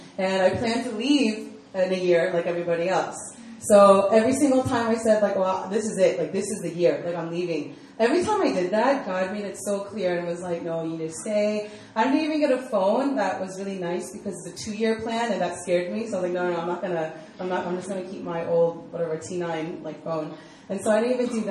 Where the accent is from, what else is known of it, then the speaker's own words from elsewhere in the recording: Virginia, United States; moved away as an adult; also born or lived in Maryland, United States; now in South Korea; I grew up in Virginia.